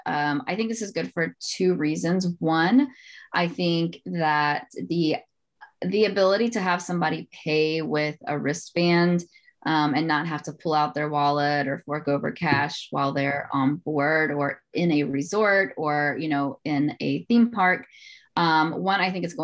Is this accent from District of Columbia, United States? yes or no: no; South Carolina, United States; moved away; also born or lived in Atlanta; my home state, South Carolina